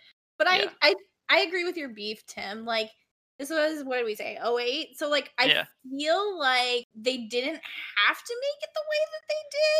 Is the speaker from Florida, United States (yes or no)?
no; Ohio, United States; moved away; I am actually from Ohio.